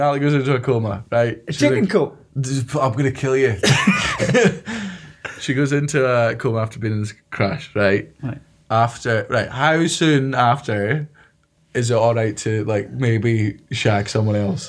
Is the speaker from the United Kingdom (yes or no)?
yes; Fife, Scotland, United Kingdom; I'm from Fife